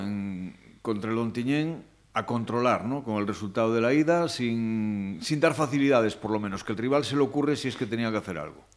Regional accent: Cuntis, Galicia, Spain; de mi pueblo, de Cuntis

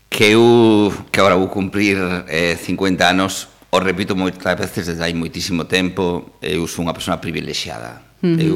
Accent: Ponteareas, Galicia, Spain; eu son de Pondareas

